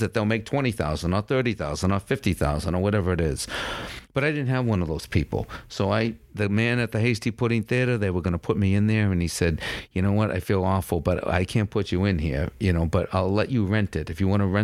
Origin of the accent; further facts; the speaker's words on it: Cambridge, Massachusetts, United States; I grew up in Cambridge